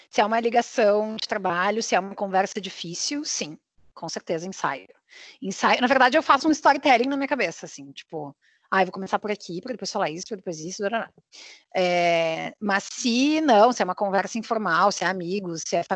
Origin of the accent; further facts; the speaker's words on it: Porto Alegre, Rio Grande do Sul, Brazil; now in Rio de Janeiro, Brazil; É, eu sou natural de Porto Alegre e atualmente eu moro no Rio de Janeiro, na cidade maravilhosa.